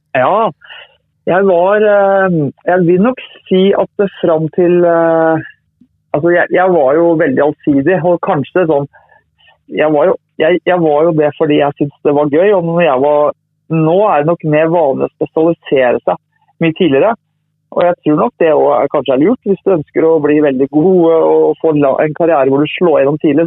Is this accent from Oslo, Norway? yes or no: no; Tønsberg, Vestfold, Norway; jeg har flytta tilbake til Tønsberg nå, men jeg har vokst opp i Tønsberg